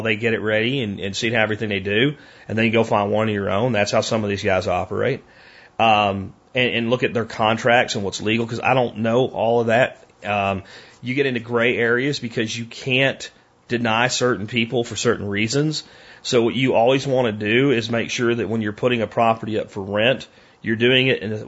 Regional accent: Pottsville, Pennsylvania, United States; moved away; I grew up in Pottsville, Pennsylvania

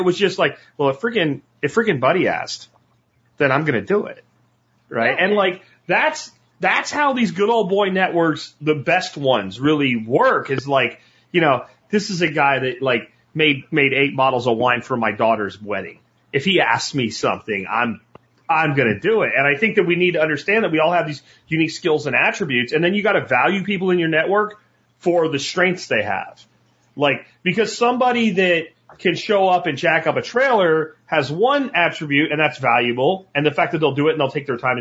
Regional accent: Pennsylvania, United States; what I grew up with in the small town I grew up with in Pennsylvania

